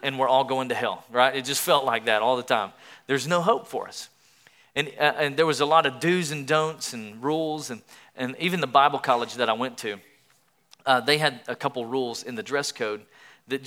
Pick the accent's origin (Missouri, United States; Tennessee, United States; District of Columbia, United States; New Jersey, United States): Tennessee, United States; East; I grew up in Tennessee in the Southeast.